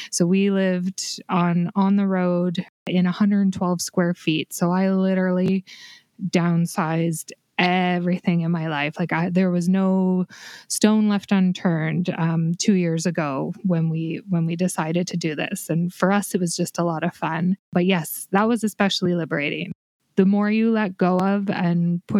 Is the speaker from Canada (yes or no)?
yes; Canada; my home country of Canada